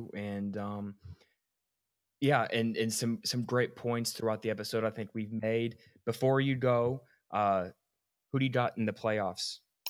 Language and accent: English; Georgia, United States; I'm from Georgia, live here in middle Georgia, been a Bulldogs fan, better part of my life.